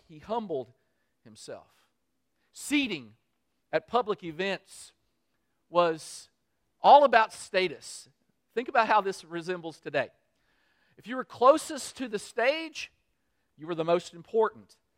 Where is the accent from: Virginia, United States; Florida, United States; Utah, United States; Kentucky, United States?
Kentucky, United States; I'm, I'm from Kentucky.